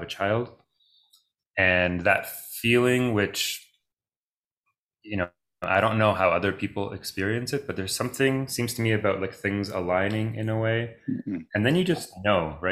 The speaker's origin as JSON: {"language": "English", "town": "Toronto", "region": "Ontario", "country": "Canada", "tie": "born or raised there", "first_language": "Greek", "said": "So I grew up speaking Greek. Both my parents are from Greece. I grew up in Toronto, Canada"}